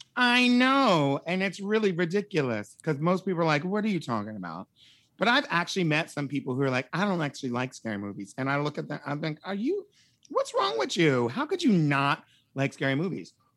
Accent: Wilmington, Delaware, United States; moved away as an adult; also born or lived in Pennsylvania; my grandparents' house is in Pennsylvania, um, which is where I was born, and then I grew up in Wilmington, Delaware.

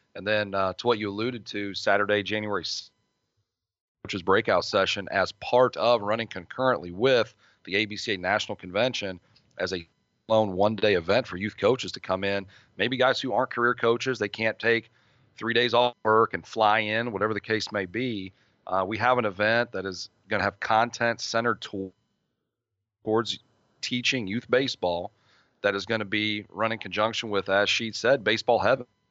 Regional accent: Midwest, United States; I'm from the Midwest.

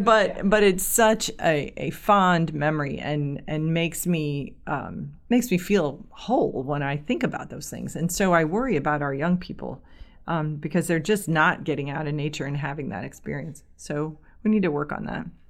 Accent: Kirkwood, United States; I grew up in the Kirkwood area.

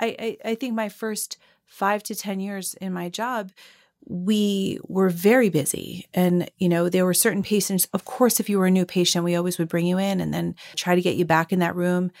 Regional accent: Long Island, New York, United States; I grew up on Long Island and not far from North Shore Hospital.

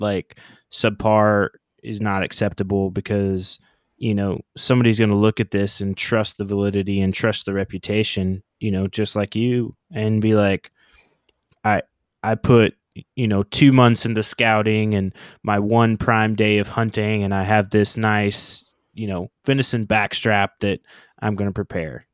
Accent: Oklahoma, United States; moved away as an adult; also born or lived in New Orleans / San Diego; growing up in Oklahoma

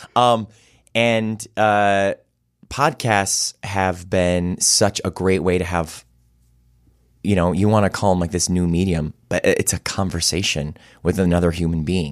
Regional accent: Cleveland, Ohio, United States; moved away; I love my hometown.

